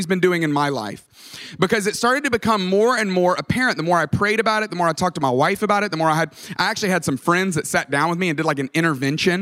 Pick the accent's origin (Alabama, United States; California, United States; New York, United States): Alabama, United States; Tuscaloosa; moved away as an adult; also born or lived in Atlanta, Georgia; I grew up in Tuscaloosa, Alabama